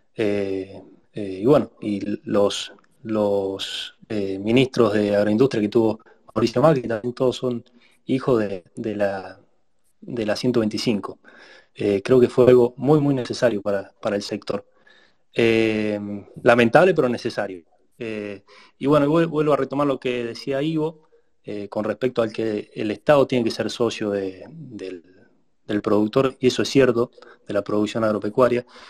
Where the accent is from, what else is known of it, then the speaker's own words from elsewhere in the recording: Argentina; siempre mi pueblo fue eh, el epicentro de, la, parte tambera de nuestra provincia